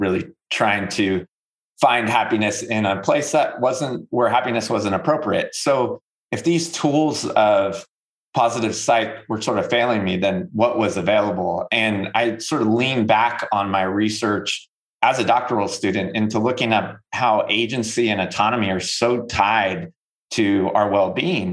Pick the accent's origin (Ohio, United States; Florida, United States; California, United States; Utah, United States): California, United States; Northern; moved away as an adult; now in North Carolina, United States; I'm from Northern California